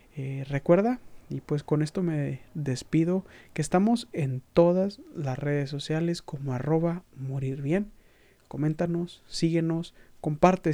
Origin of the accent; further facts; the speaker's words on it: Mexico; como mexicanos tenemos